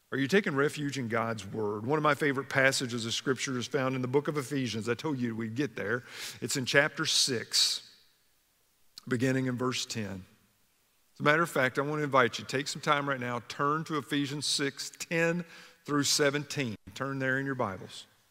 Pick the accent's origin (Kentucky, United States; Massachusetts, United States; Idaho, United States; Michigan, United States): Kentucky, United States; When I was a kid growing up in Kentucky